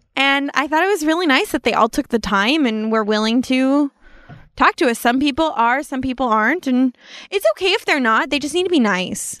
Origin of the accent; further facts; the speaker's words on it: Apple Valley, California, United States; I grew up in Apple Valley